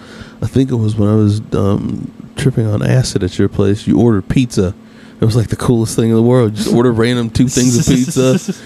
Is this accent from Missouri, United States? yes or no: no; Lexington, Kentucky, United States; also born or lived in Indiana; I've lived in Lexington most of my life. We moved from Indiana to here.